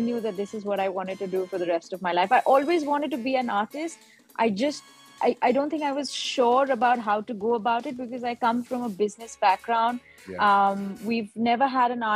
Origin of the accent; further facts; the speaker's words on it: India; also born or lived in Dubai; now in Mumbai, India; I'm based in Mumbai. I'm an Indian artist.